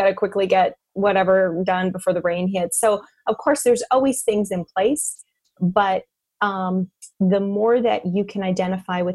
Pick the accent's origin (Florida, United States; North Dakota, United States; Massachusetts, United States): North Dakota, United States; I grew up in North Dakota